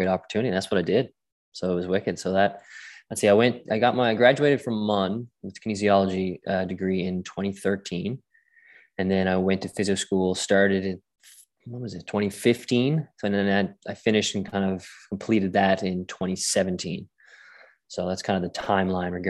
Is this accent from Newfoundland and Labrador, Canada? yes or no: yes; St. John's, Newfoundland and Labrador, Canada; also born or lived in Glasgow, Scotland; I grew up here in St. John's, Newfoundland